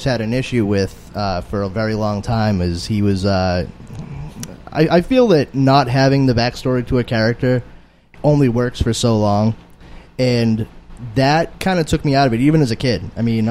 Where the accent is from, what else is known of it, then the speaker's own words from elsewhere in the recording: Boston, Massachusetts, United States; I'm originally from Charlestown. It used to be a very, very Irish section. It's sort of like mini South Boston